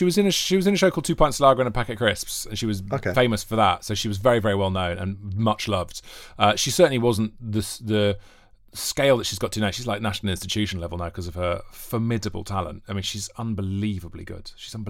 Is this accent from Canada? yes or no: no; Wales, United Kingdom; accent: Welsh; Yeah, I am Welsh. And Torchwood fans will know that from the Welsh accent, because it's a kind of a... natural Welsh accent. I grew up on the border with England